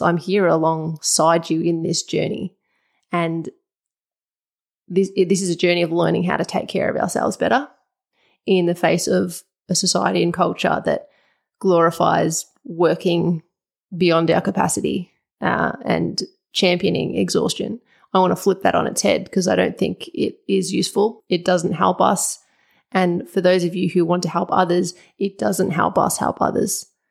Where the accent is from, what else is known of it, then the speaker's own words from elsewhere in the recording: Wurundjeri land, Victoria, Australia; I'm speaking from Wurundjeri land